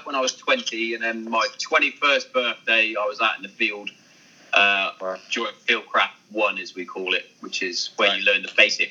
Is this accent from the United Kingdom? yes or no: yes; Hereford, West Midlands, United Kingdom; I'm originally from Hereford